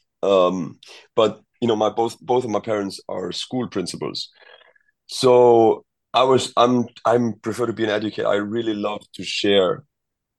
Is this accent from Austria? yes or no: yes; Austria; moved away as an adult; also born or lived in Egypt; I'm from Austria